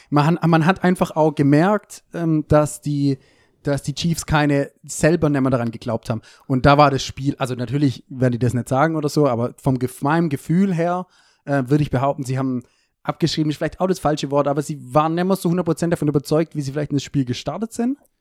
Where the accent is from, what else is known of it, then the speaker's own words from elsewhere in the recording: Germany; wie ich natürlich als, äh, Deutscher bin